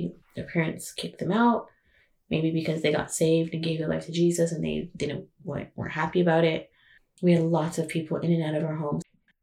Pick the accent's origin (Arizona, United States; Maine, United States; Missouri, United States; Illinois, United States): Arizona, United States; Chinle; moved away; I grew up in Chinle, Arizona